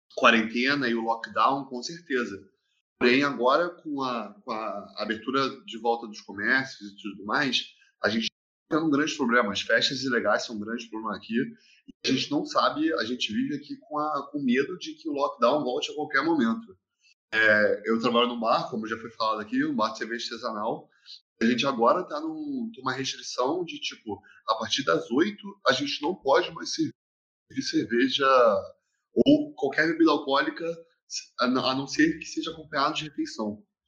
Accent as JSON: {"language": "Portuguese", "country": "Brazil", "moved": "yes", "lives_now": "Portugal"}